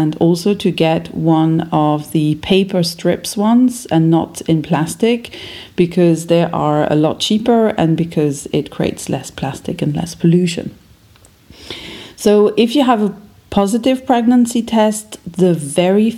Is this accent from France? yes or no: yes; France; English is a second language; moved away as an adult; now in Berlin, Germany; I was born in France